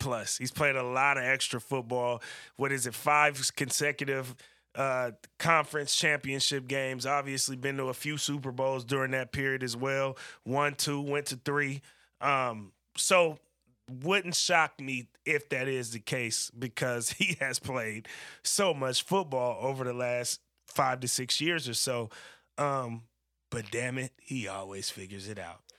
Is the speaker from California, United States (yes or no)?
yes; Bay Area, California, United States; when we were growing up in the Bay Area